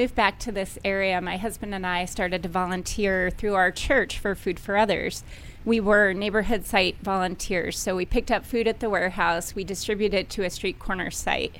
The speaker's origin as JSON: {"language": "English", "area": "Fairfax County", "region": "Virginia", "country": "United States", "said": "Originally from this area, Fairfax County."}